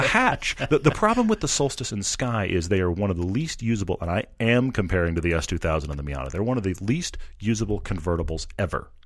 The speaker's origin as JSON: {"language": "English", "region": "Texas", "country": "United States", "said": "I'm from Texas, and most of the colleges in Texas, including Baylor, where I went, are in the Big 12"}